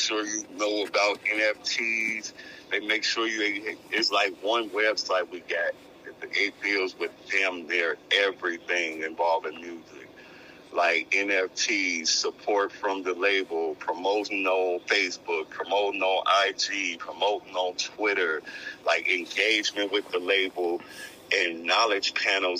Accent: Minneapolis, Minnesota, United States; I'm from Minneapolis, Minnesota

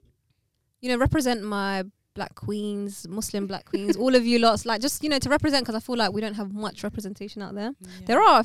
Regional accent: London, United Kingdom; 23. I'm from London.

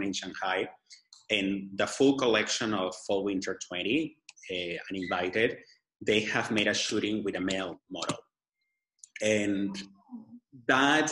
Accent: Lima, Peru; English is a second language; moved away; I was born in Peru, I do have something on my clothes that reflects Lima, that's where I was born

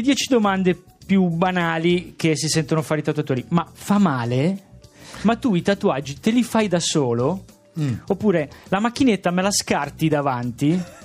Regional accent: Sanremo, Liguria, Italy; sono di Sanremo

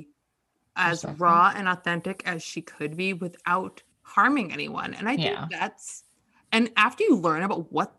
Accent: United States; We're all American

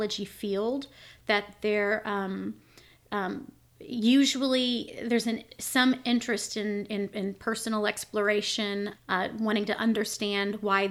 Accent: Arkansas, United States; also born or lived in Israel; I am from Arkansas. I've spent most of my life here.

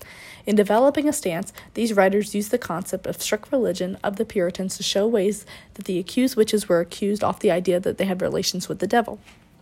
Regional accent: Southern Maryland, United States; being from my hometown

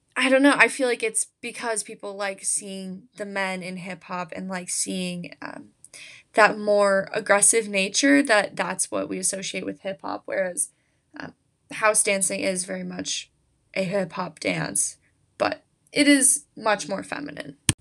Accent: United States; I, I am an American, American history applies to me

